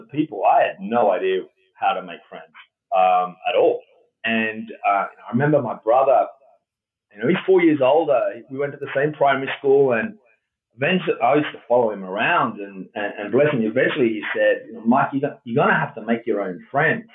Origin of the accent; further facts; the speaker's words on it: Millicent, South Australia, Australia; moved away as an adult; also born or lived in London, United Kingdom; now in Marin County, United States; I was born in rural South Australia, outside of a town called Millicent. Yeah. And I'm the youngest of four siblings, so my mother and father and the four of us, we lived in a property just outside of this town, and that's where I had my early childhood